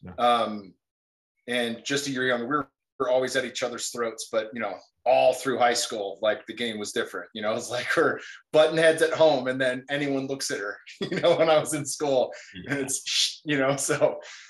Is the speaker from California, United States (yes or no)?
yes; California, United States; I grew up in California, played football since I was 10, finished at ASU